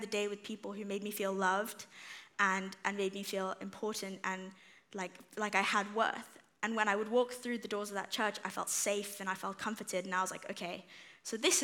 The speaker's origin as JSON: {"language": "English", "country": "South Africa", "moved": "yes", "said": "when I moved here in 2017, so I'm originally from South Africa"}